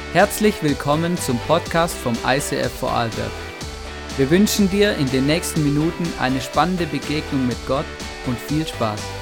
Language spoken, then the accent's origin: German; Swabia, Baden-Württemberg, Germany; moved away; Ich bin ja im Schwabenland aufgewachsen